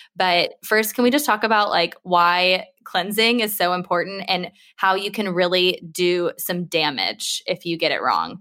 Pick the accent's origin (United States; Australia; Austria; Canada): United States; now in United Kingdom; I'm American